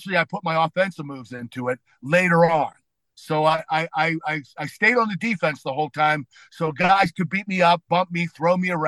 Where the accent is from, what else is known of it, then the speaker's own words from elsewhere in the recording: Pittsburgh, Pennsylvania, United States; my hometown of Pittsburgh